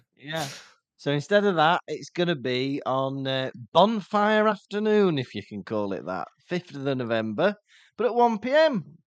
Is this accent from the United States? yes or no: no; England, United Kingdom; We're English, we say lovely jubbly